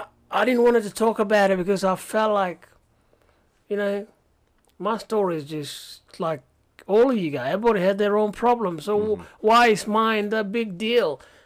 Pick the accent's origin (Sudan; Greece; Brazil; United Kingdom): Sudan; And all they knew about me is just, I'm from Sudan. I was a boy soldier.